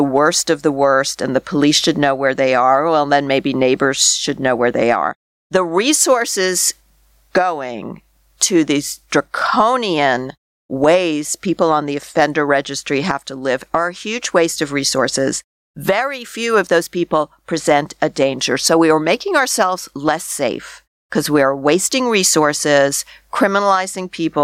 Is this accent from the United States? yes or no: no; Canada; as a Canadian